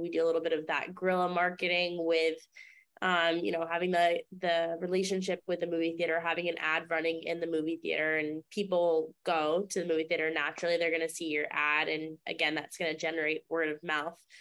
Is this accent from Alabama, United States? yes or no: no; Maine, United States; I grew up in Maine